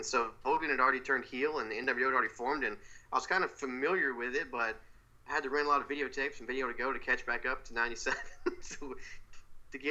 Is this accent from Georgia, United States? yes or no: yes; Georgia, United States; we're from Georgia, so that's WCW country